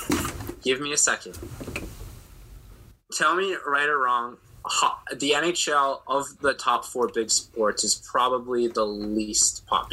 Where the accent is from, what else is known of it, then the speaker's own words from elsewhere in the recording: Boston, Massachusetts, United States; Growing up in the Boston area